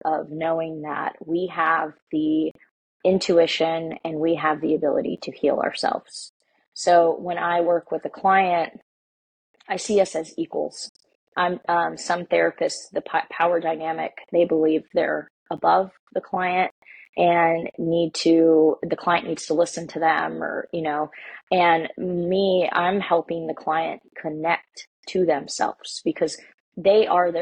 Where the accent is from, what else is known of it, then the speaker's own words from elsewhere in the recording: United States; I'm Mexican American